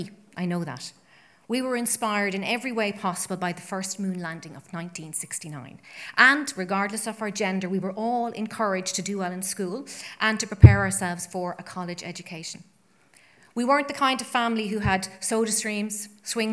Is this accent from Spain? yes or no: no; Ireland; as an Irish woman and citizen